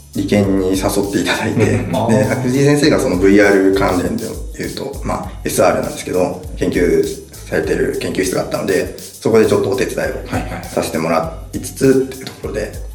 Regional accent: Saitama, Japan; moved away as an adult; also born or lived in Osaka; もともと埼玉出身なんですけど

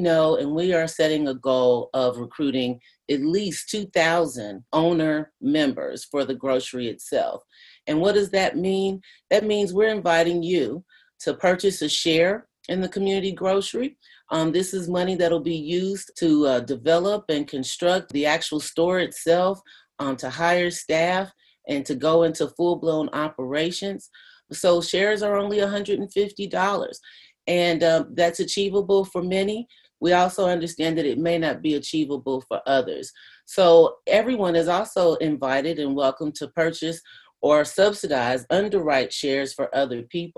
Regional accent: Louisville, Kentucky, United States; I grew up with in West Louisville

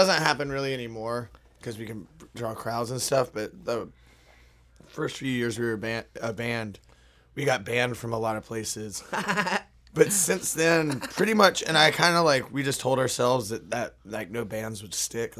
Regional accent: Dunwoody, Georgia, United States; We're from Dunwoody, Georgia. It's pretty much just on the edge of Atlanta.

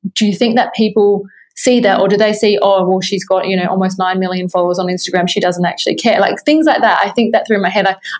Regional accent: Adelaide, South Australia, Australia; I was from Australia. I was from Adelaide, which is like not Sydney

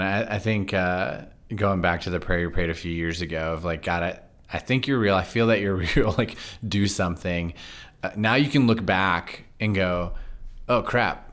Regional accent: Loudoun County, Virginia, United States; moved away; I grew up in Loudoun County, but I went to church in Fairfax County.

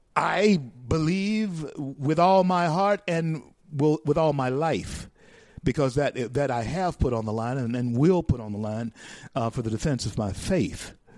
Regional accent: Louisiana, United States; moved away; I was born in Louisiana and born and raised raised in Louisiana

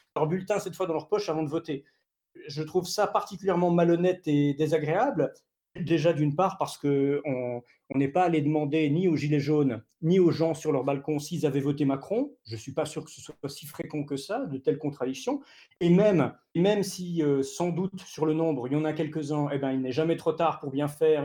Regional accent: Switzerland; en tant que Suisse

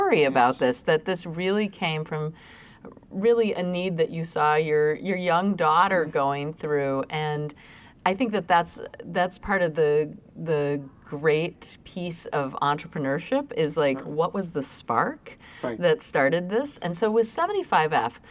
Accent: Mankato, Minnesota, United States; you're based in Mankato, Minnesota, which is my hometown.

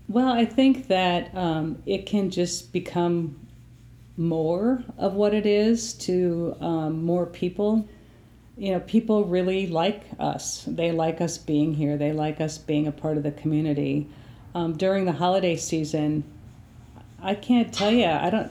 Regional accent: Appleton, Wisconsin, United States; I grew up in the Appleton, Wisconsin area

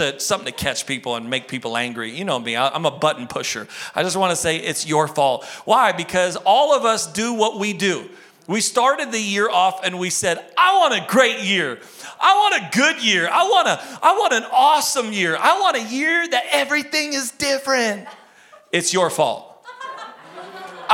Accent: United States; I'm an American

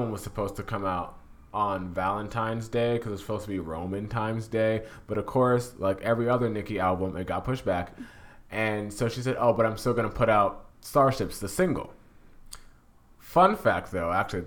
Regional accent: Jamaica; I'm Jamaican

